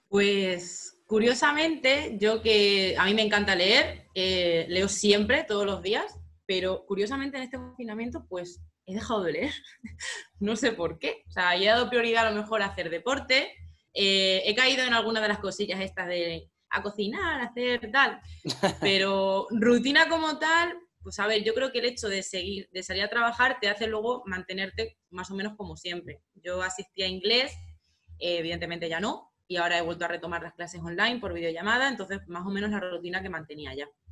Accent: Romangordo, Extremadura, Spain

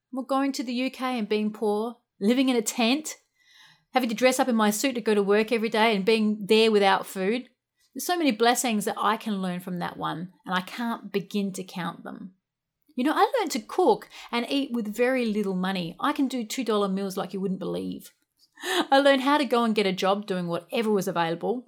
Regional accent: Australia; also born or lived in United Kingdom; I'm an Aussie backpacker

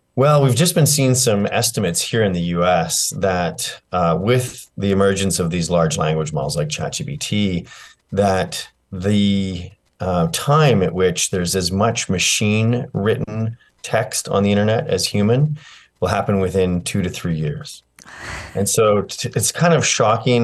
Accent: Canada; I'm a Canadian

